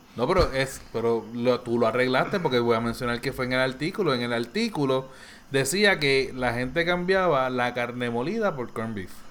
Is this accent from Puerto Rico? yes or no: yes; Bayamón, Puerto Rico; Yo soy de Bayamón